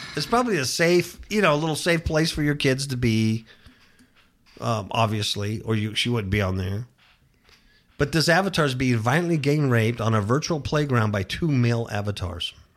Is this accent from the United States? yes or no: yes; Southern California, United States; moved away as an adult; now in Nevada, United States; I come from California. Southern California. I was born and raised there